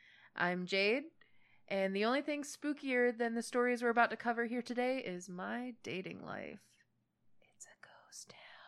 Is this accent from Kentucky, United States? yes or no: no; Myrtle Beach, South Carolina, United States; moved away as an adult; also born or lived in Pennsylvania / Las Vegas; I lived there for way too long. All of my formative years, 2 to 18, so 16 years.